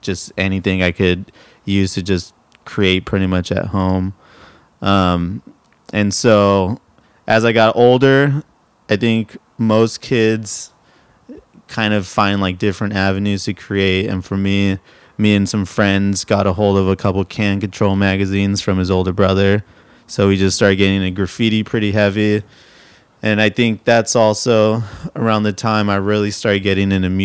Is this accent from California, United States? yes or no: yes; Pasadena, California, United States; moved away as an adult; also born or lived in San Diego; Born in San Diego, grew up in Southern California. I don't mean Orange County. I grew up in Pasadena and Eagle Rock